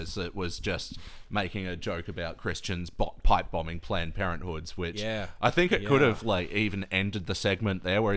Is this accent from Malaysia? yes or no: no; Australia; I'm so Australian.